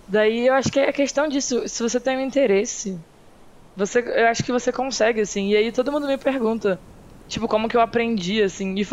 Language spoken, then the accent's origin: Portuguese; Petrópolis, Rio de Janeiro, Brazil; born there; eu nasci em Petrópolis, que não é cidade do Rio, né? É no, no estado do Rio só.